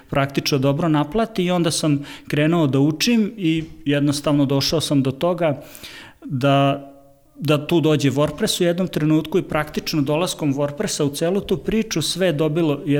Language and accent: Croatian; Novi Sad, Vojvodina, Serbia; dolazim iz Novog Sada.